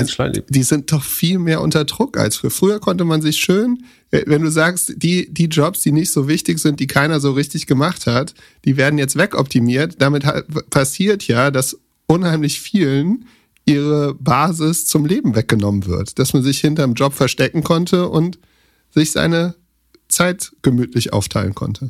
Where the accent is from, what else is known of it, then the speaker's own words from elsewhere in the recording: Germany; nee, nee, aus Deutschland.